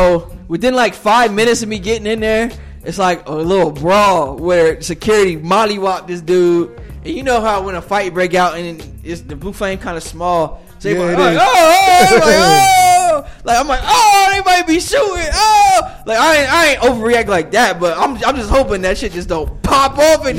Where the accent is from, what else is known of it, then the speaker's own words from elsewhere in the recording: New Jersey, United States; moved away; I'm from Jersey.